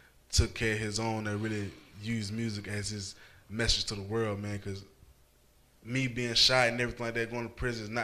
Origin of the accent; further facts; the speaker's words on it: Jacksonville, Florida, United States; where I grew up in Jacksonville, Florida. I grew up in Moncrief